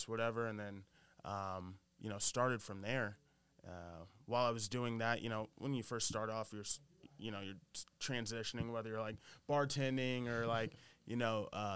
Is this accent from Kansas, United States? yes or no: yes; Kansas, United States; moved away as an adult; now in New York City, United States; I'm from Kansas, right? Born and raised, went to school there